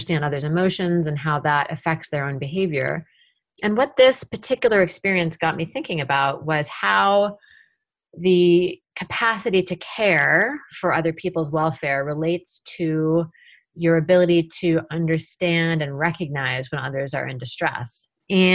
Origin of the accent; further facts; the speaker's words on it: Tacoma, Washington, United States; my hometown of Tacoma